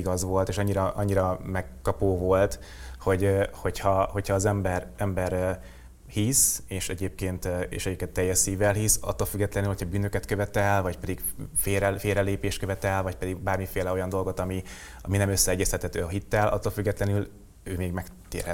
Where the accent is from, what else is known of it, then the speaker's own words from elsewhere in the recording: Hungary; vidékre költöztem Alcsodobozra a nagyomámhoz, és ö, ott nőttem föl.